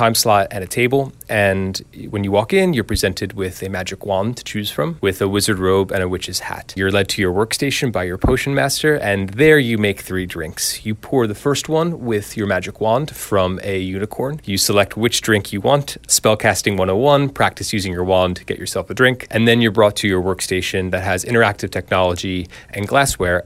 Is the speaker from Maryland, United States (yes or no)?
no; Marlton, New Jersey, United States; moved away as an adult; also born or lived in Dublin, Ireland; now in London, United Kingdom; And I'm from South Jersey. I'm from Marlton. I went to Cherokee High School